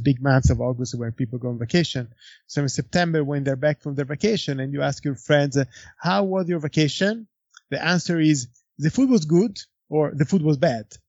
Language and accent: English; Florence, Tuscany, Italy; Antinori, it's in Florence. It's my hometown